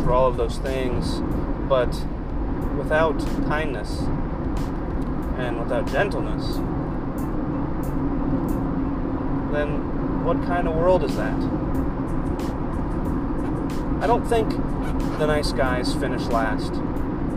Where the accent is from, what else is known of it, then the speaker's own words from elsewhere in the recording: Kentucky, United States; being a guy growing up in Kentucky, that is a polar opposite place to live